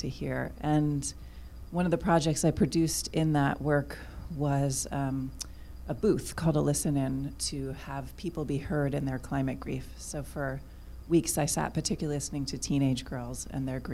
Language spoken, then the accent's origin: English; Southern Oregon, United States; now in Los Angeles, United States; I'm from Southern Oregon, where Los Angeles steals water from.